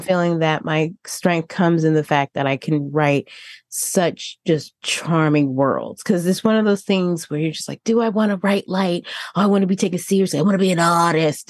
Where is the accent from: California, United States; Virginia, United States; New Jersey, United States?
New Jersey, United States; moved away; also born or lived in Tennessee; my home state